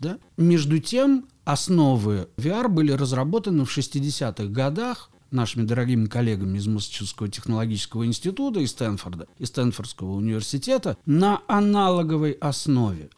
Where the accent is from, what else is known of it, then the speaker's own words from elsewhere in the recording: Kaliningrad, Kaliningrad Oblast, Russia; я сам родом из Калининграда